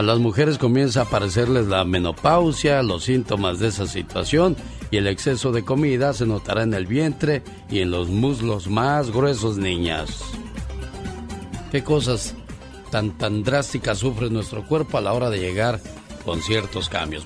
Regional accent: Tamaulipas, Mexico; moved away

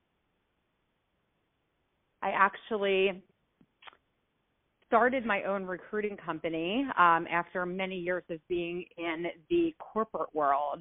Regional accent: New Jersey, United States; moved away as an adult; also born or lived in Baltimore, Maryland / California; I grew up in South Jersey, right outside of the Philadelphia area

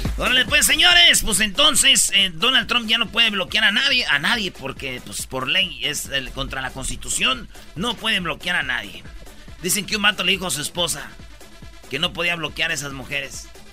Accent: Michoacán, Mexico; Somos de Michoacán, nomás pasamos por Guadalajara

